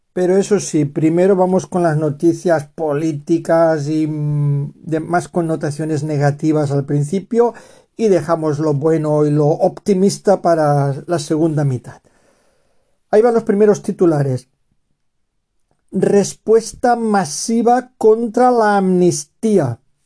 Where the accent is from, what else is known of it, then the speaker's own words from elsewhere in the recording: Valencian Community, Spain; first language Spanish; aquí la comunidad valenciana de donde soy yo